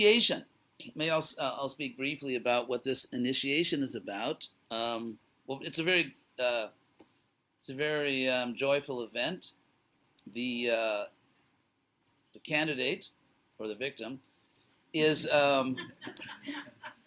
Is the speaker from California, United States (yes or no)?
yes; Los Angeles, California, United States; I was from California. I still am from, I guess for the rest of my life, I will be from California. But I was born in Los Angeles